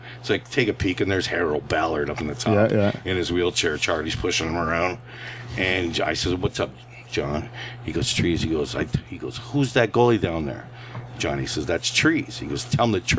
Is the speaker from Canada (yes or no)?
yes; Welland, Ontario, Canada; I didn't have goaltending coaches growing up in Welland